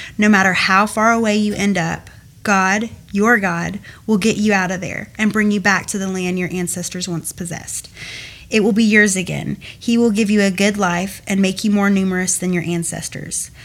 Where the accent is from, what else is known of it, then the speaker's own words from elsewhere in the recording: Cumming, Georgia, United States; also born or lived in Milton, Georgia; I grew up in Cumming, Georgia, originally from Milton.